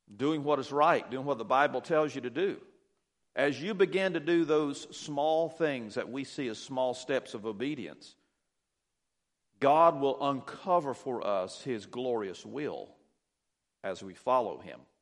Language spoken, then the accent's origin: English; Douglas, Georgia, United States; I was born here in Douglas, and, uh, raised out between Douglas and Pearson on the county line out in the country, a little farm.